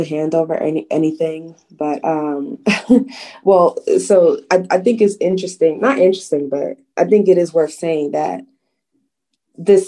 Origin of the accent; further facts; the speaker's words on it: New York City, New York, United States; I'm from the Bronx and we just live a few blocks off of where they killed Amadou Diallo